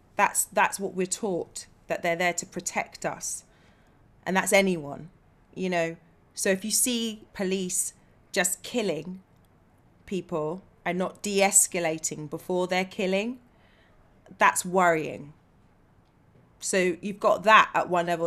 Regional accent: Bedfordshire, East of England, United Kingdom; moved away as an adult; now in London, United Kingdom; I come from Bedfordshire, so you know I'm a regional black

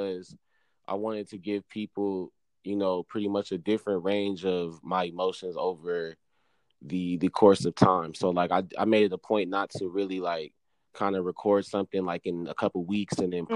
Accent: Moreno Valley, California, United States; I'm from Reno Valley, top of the M, Inland Empire.

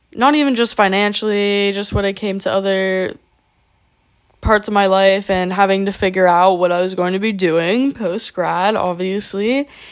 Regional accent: South Florida, United States; moved away as an adult; I had no choice but to move back to my hometown

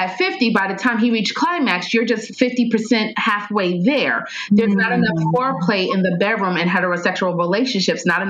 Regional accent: New York, United States; I'm from New York.

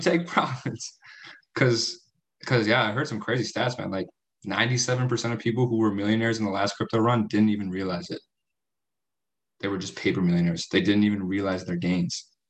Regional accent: United States; I'm from the States

